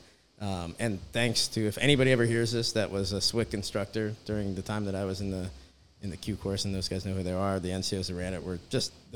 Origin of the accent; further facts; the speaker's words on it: a suburb of Philadelphia, New Jersey, United States; moved away; I'm from New Jersey, a suburb of Philadelphia, and my wife was as well